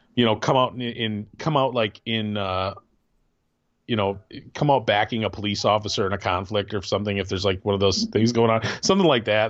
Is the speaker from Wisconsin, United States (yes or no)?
yes; Wisconsin, United States; moved away; also born or lived in Michigan; I grew up in Wisconsin, and I've never been to Green Bay.